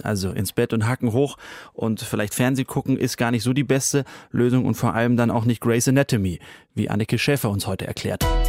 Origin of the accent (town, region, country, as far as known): Germany